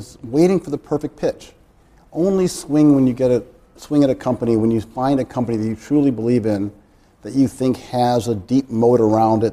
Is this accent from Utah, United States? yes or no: no; Chicago, Illinois, United States; I grew up in Hyde Park of Chicago, which is a part of the University of Chicago community.